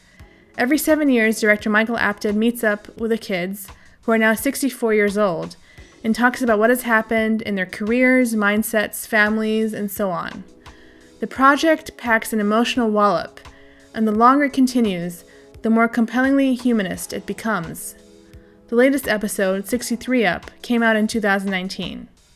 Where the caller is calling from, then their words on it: Berlin, Germany; Yes, I'm actually in Berlin, Germany. This is where I'm based.